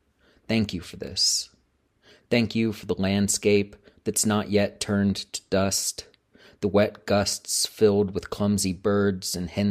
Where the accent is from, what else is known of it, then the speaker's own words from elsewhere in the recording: Georgia, United States; a manuscript about my home state of Georgia.